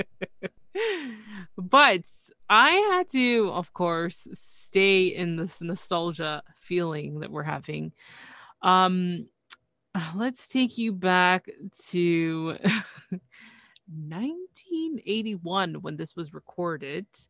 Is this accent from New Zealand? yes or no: no; Canada; I'm from Canada